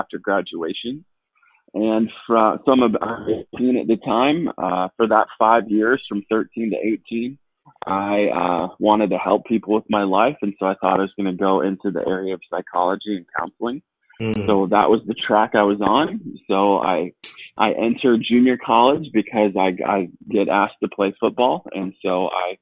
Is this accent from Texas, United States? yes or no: no; Southern California, United States; moved away as an adult; now in Arizona, United States; we are not natives of Arizona, born and raised in Southern California, and moved here in 2011